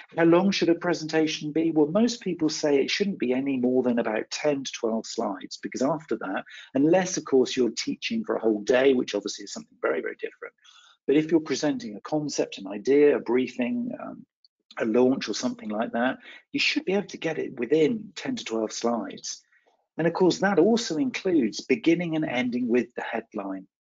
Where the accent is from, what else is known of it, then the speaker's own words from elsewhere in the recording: West Country, South West England, United Kingdom; I'm from the West Country uh, here in the UK.